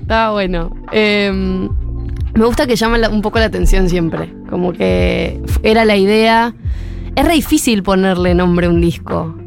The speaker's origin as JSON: {"language": "Spanish", "region": "Córdoba", "country": "Argentina", "said": "yo soy de Córdoba"}